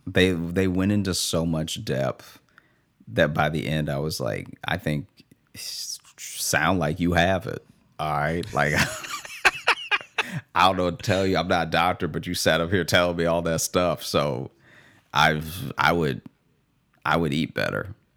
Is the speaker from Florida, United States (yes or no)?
no; Louisiana, United States; also born or lived in Chicago; now in New York, United States; a Louisiana funeral, which is then, like, who's gonna, who's gonna fly to my hometown